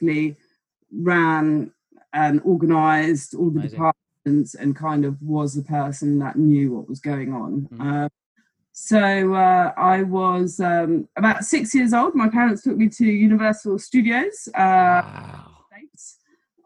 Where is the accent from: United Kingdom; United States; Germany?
Germany; moved away; I was in Germany. I'm from Germany. I'm German.